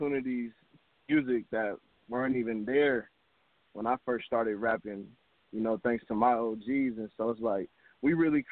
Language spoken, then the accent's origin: English; Seattle, Washington, United States; I'm from Seattle, Washington.